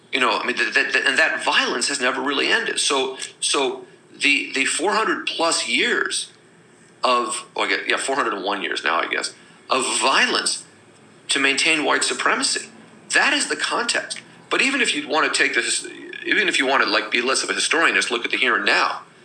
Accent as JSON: {"language": "English", "region": "California", "country": "United States", "tie": "born or raised there", "also_born_or_lived": "San Francisco", "moved": "as an adult", "lives_now": "New York, United States", "said": "growing up in California"}